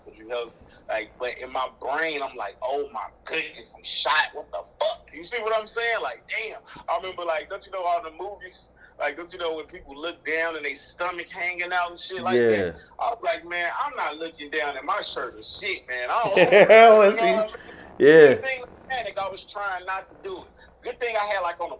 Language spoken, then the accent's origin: English; Chicago, Illinois, United States; growing up in Chicago